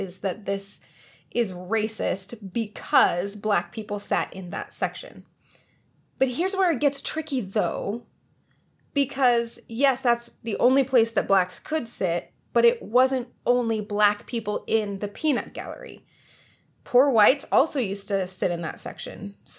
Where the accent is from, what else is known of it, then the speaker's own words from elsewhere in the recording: England, United Kingdom; Because before I know it, I'm English, and that's just not appropriate.